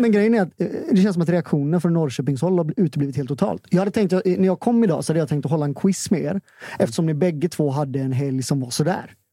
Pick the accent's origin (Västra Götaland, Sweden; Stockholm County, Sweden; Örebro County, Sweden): Västra Götaland, Sweden; Gothenburg; vi är från ja. Hisingen.